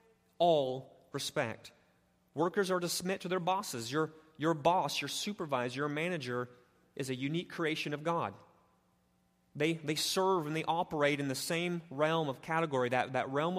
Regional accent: United States; I'm an American

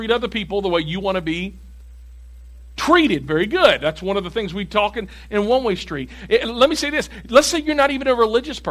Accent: Tennessee, United States; I'm from Tennessee

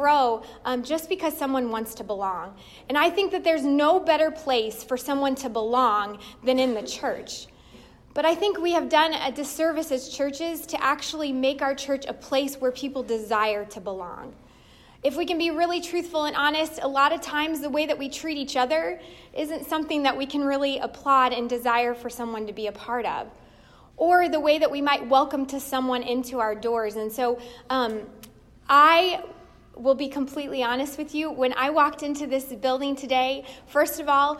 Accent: Indiana, United States; moved away as an adult; now in Ontario, Ohio, United States; we were born and raised in Indiana

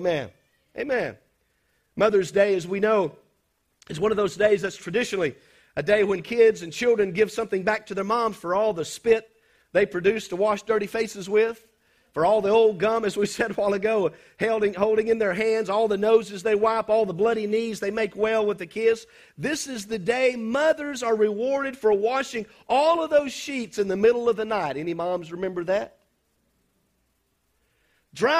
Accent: South Mississippi, United States; We was growing up in South Mississippi

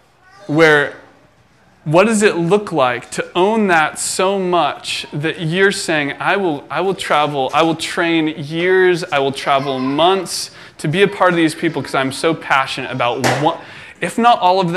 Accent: Philippines; born there; For you guys who don't know, I was born in the Philippines, and my parents were missionaries there.

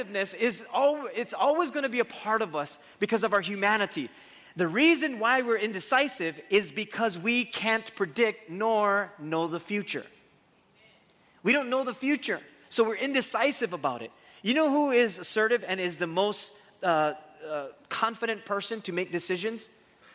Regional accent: Waimanalo, Hawaii, United States; me growing up in where I grew up in Waimanalo

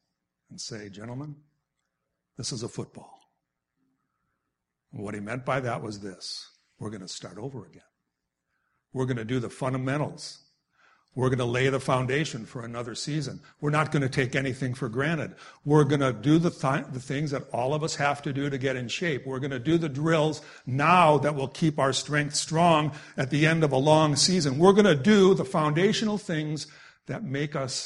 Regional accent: Wisconsin, United States; I grew up in Wisconsin, so I grew up with being a Packer fan

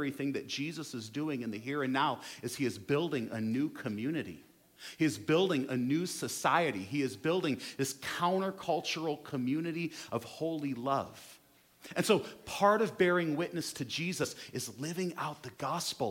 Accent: United States; us as American Christians

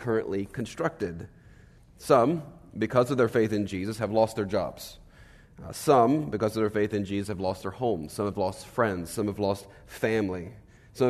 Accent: Virginia, United States; I am from Virginia

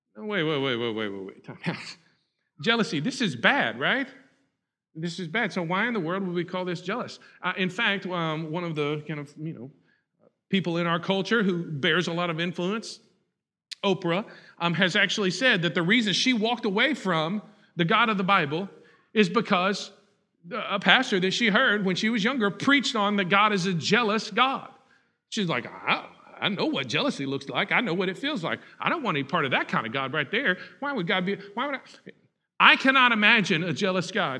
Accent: Huntsville, Texas, United States; I grew up in Huntsville, and so Sam Houston is a big part

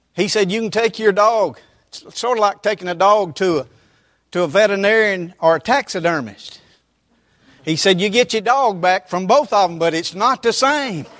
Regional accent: Roswell, United States; I grew up in the First Methodist Church of Roswell

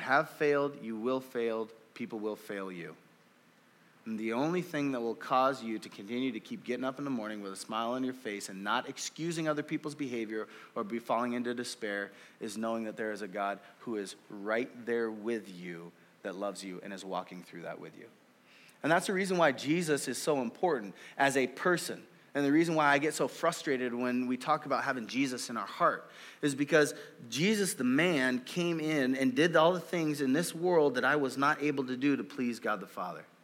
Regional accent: Oakland, California, United States; also born or lived in Marysville; now in Wenatchee, United States; I grew up in California. I grew up in inner city Oakland

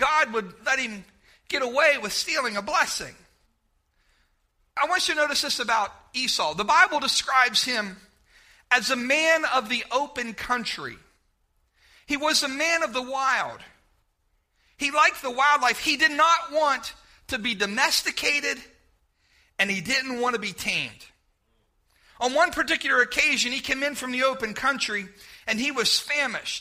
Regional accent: Bedford, United States; moved away; growing up in Bedford

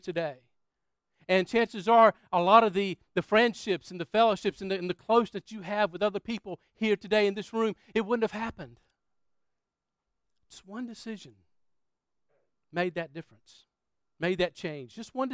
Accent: Florence, South Carolina, United States; moved away; Florence, South Carolina, where my hometown was

